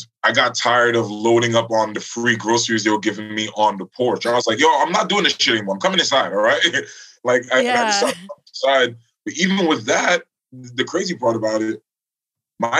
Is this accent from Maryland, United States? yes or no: no; New York City, New York, United States; Here, in Flatbush. I grew up in the neighborhood I live